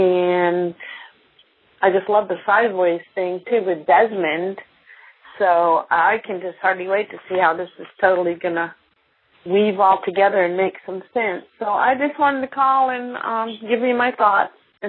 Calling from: Augusta, Georgia, United States; I'm calling from Augusta, Georgia.

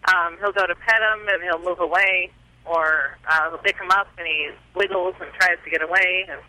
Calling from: Salt Lake City, Utah, United States; Salt Lake City, Utah.

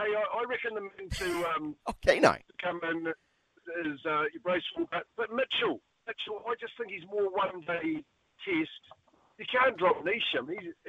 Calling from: Christchurch, Canterbury, New Zealand

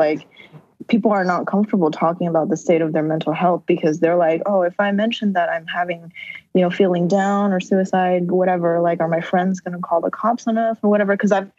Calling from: Moldova; And in fact, I'm calling you from Moldova right now.

